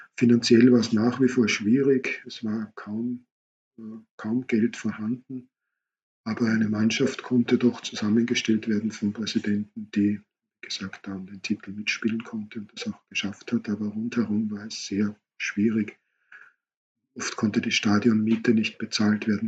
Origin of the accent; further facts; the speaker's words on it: Austria; bei uns in Österreich